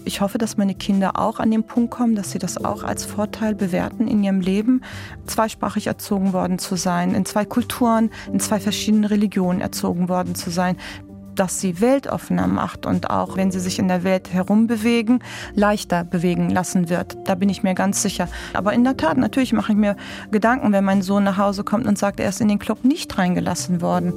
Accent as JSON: {"language": "German", "region": "Bremen", "country": "Germany", "tie": "born or raised there", "said": "Ich bin in Bremen geboren. Ich bin Bremerin mit türkischen Wurzeln."}